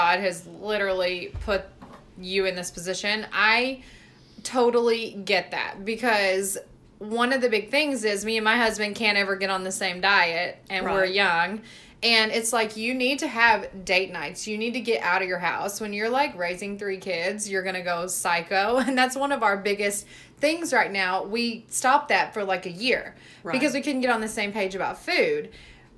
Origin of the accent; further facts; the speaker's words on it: Mississippi, United States; And I was raised in the South, you guys. I'm from Mississippi.